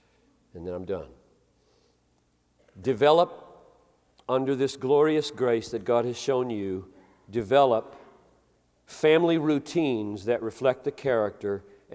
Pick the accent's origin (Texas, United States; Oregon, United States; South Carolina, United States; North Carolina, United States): South Carolina, United States; Greenville; moved away; I grew up in Greenville, South Carolina in the 50s and 60s